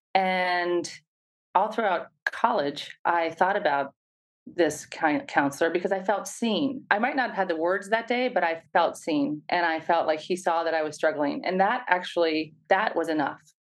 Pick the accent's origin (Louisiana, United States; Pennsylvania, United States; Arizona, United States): Pennsylvania, United States; Pittsburgh; now in Bay Area, United States; I grew up in Pittsburgh, Pennsylvania